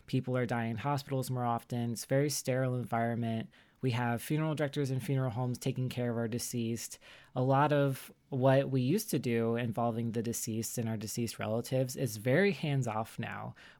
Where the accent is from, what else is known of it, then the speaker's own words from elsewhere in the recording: the South, United States; I talked about how I grew up like in the South on the East Coast, so around like the Civil War battlegrounds and stuff like that.